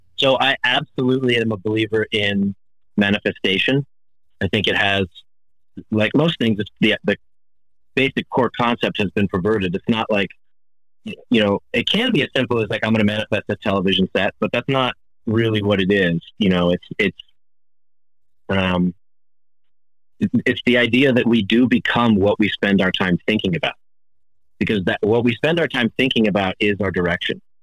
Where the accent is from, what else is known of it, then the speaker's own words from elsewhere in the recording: Hawaii, United States; moved away; I'm originally from Hawaii